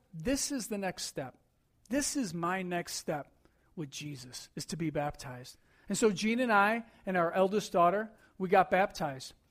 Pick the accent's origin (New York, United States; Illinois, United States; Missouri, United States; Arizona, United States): New York, United States; Buffalo; growing up in Buffalo